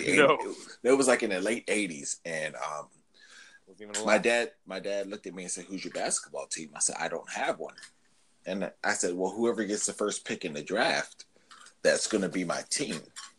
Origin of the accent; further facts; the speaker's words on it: Jacksonville, Florida, United States; I was born in Jacksonville, Florida.